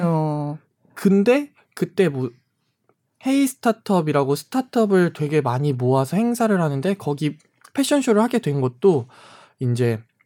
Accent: Jeonju, North Jeolla, South Korea; also born or lived in Namwon; 제가 전주에서 이제 학창 시절을 보냈는데

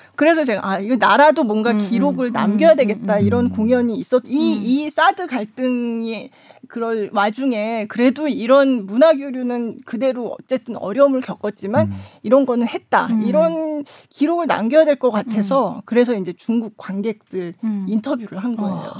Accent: South Korea; now in Qingdao, China

